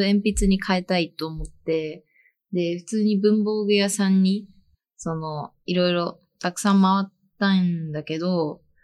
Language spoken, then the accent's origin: Japanese; Toyama, Japan; moved away as an adult; now in Nagano, Japan; 自分は、富山県出身